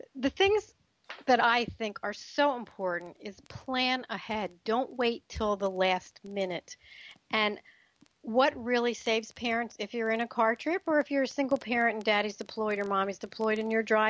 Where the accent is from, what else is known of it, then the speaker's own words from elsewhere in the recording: the East, East Coast, United States; moved away; I grew up in the East